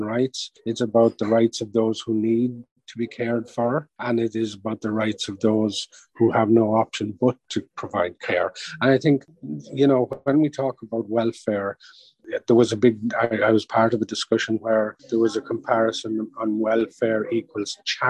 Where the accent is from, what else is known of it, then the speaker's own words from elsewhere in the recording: Ireland; being Irish